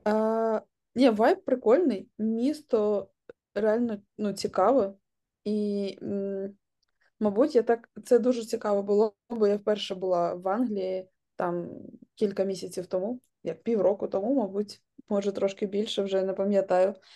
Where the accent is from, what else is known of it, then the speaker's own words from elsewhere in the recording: Kharkiv, Kharkiv Oblast, Ukraine; moved away as an adult; also born or lived in Kyiv; now in London, United Kingdom; я з Харкова